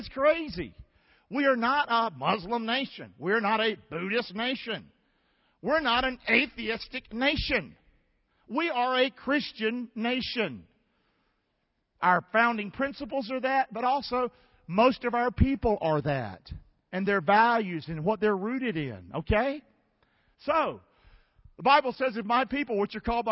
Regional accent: Rockingham, North Carolina, United States; moved away as an adult; also born or lived in Englewood; I'm from Rockingham

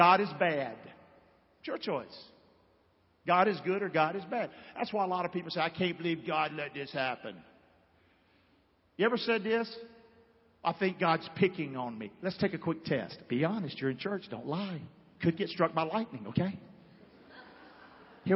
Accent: Rockingham, North Carolina, United States; now in Englewood, United States; I'm from Rockingham, North Carolina, and I'm proud

